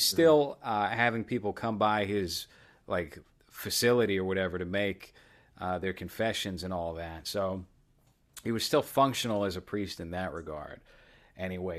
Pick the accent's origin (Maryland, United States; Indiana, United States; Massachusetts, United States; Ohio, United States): Massachusetts, United States; Boston; I'm from Boston.